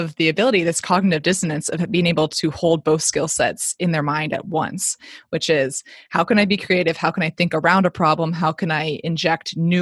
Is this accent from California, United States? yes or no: yes; Silicon Valley, California, United States; also born or lived in North Carolina / Kansas; growing up in the Silicon Valley